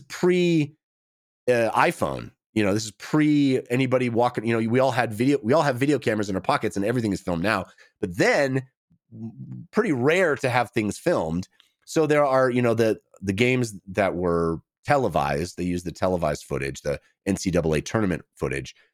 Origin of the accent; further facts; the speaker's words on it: Bay Area, California, United States; I grew up in the Bay Area